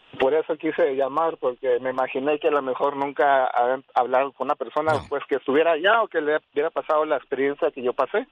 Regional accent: Los Achotes, Jalisco, Mexico; Yo nací en Jalisco, en Los Achotes, Jalisco.

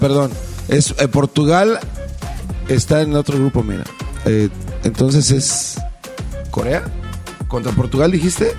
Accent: Mexico; Como buenos mexicanos

